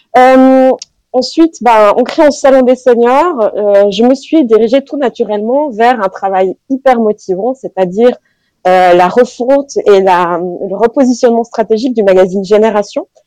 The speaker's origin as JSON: {"language": "French", "region": "Fribourg", "country": "Switzerland", "said": "je suis fribourgeoise et très attachée à ma région"}